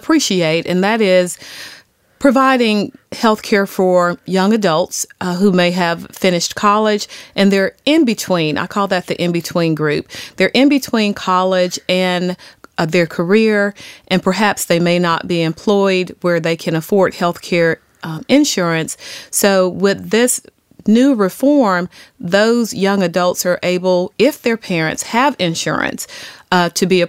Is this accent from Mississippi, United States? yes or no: yes; Jackson, Mississippi, United States; moved away as an adult; also born or lived in Dartmouth (New Hampshire); I'm actually from Jackson, Mississippi.